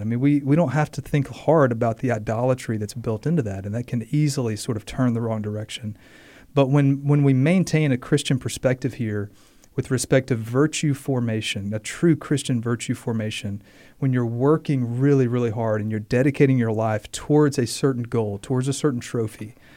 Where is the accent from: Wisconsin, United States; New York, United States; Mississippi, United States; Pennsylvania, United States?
Mississippi, United States; as a kid, um, growing up in Mississippi